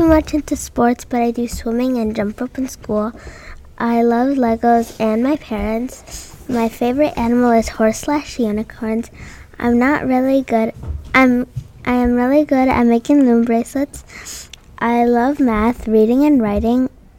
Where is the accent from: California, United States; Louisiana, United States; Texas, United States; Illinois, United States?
California, United States; Los Angeles; I have never lived in a house, just apartment. I am from LA. I know sign language. I am in third grade.